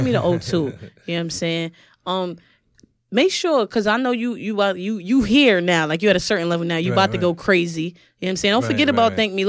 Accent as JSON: {"language": "English", "town": "Brooklyn", "region": "New York", "country": "United States", "said": "I'm from Brooklyn, so you better put on."}